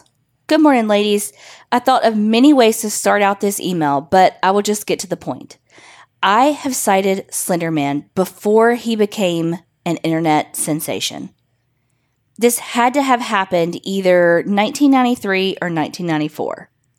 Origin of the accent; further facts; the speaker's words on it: Texas, United States; I'm from Texas.